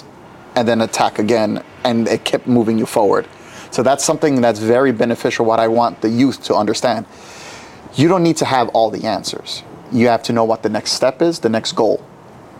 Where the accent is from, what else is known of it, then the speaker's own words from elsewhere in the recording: New York City, New York, United States; when I was growing up in New York City